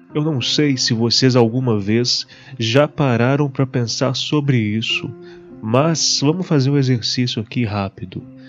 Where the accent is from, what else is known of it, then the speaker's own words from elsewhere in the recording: Barbacena, Minas Gerais, Brazil; na cidade onde eu estou e onde eu cresci, Barbacena